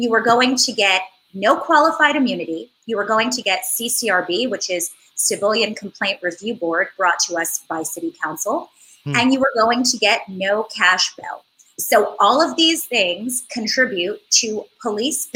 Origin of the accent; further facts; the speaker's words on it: New York City, New York, United States; having grown up here, I went to NYU and then I transferred and I graduated from Parsons